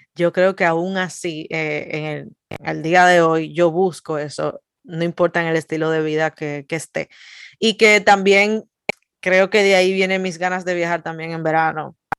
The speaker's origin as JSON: {"language": "Spanish", "country": "Dominican Republic", "moved": "yes"}